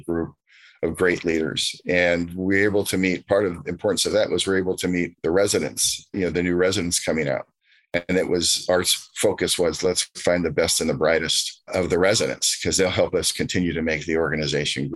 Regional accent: Southern California, United States; as a Californian, a Southern Californian

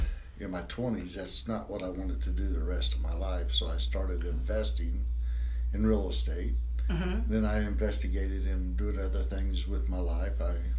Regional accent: New Miami, Ohio, United States; also born or lived in Hamilton, Ohio / Seven Mile, Ohio; Born and raised in New Miami. I moved to Hamilton probably in the late 90s.

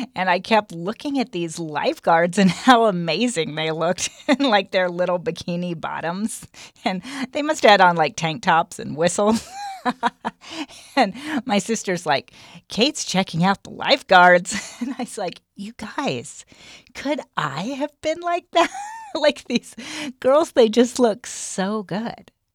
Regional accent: Minden, United States; the spiritual environment in which I was raised out in Minden

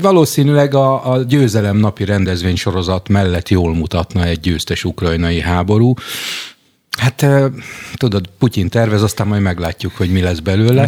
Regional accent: Jászberény, Jász-Nagykun-Szolnok, Hungary; látszik, hogy Jászberényből jöttem

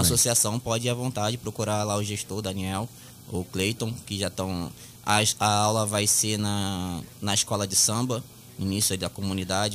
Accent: Rio de Janeiro, Brazil; Eu nasci e criei ali em Pilares

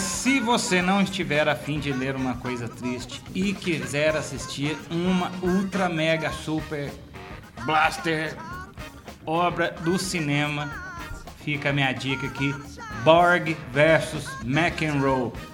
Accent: Divinópolis, Minas Gerais, Brazil; Somos de Divinópolis, Minas Gerais

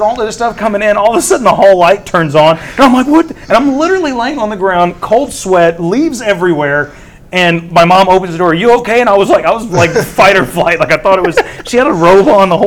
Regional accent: Seguin, Texas, United States; also born or lived in McQueeney, Texas; I grew up in Seguin, Texas.

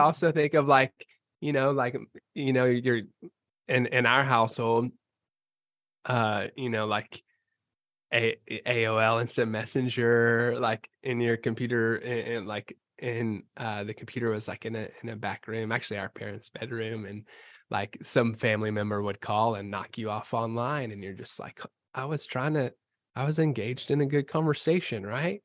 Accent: Bowling Green, Kentucky, United States; moved away as an adult; I'm from Bowling Green, Kentucky

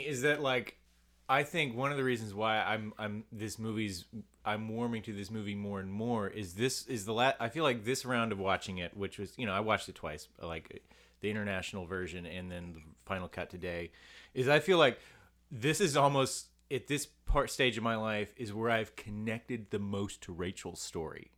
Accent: United States; I'm an American boy

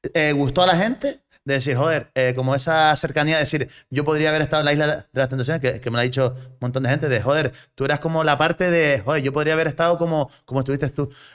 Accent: south of Gran Canaria, Canary Islands, Spain; also born or lived in Arguineguín / Cádiz; yo soy un chaval de, del sur de Gran Canaria, eh, me crié en Arguineguín y, y después a los diez añitos me fui para Puerto Rico, zona turística

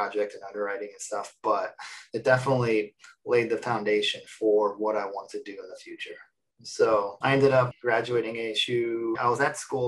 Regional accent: Phoenix, Arizona, United States; I was born in Phoenix, Arizona

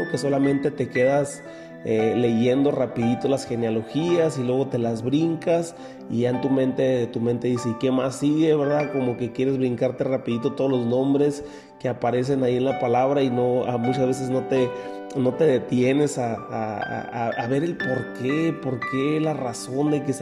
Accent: Mexico; dentro de nuestra cultura como mexicanos hay un gran porcentaje de cristianos que, que tenemos un nivel se puede decir un poco bajo en la, cuestión de lectura.

